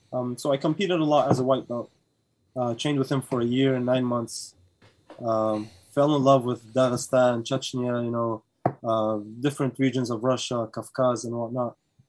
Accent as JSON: {"language": "English", "region": "Sharjah", "country": "United Arab Emirates", "tie": "born or raised there", "moved": "yes", "said": "But yeah, you can say I spent my childhood days there. Like, I grew up in Sharjah. Well, that's home for me. That's part of home."}